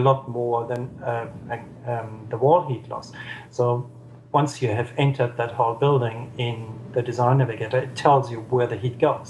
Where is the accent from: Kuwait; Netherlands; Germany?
Germany; Southern Germany; now in Wellington, New Zealand; I'm from Germany, the southern part of Germany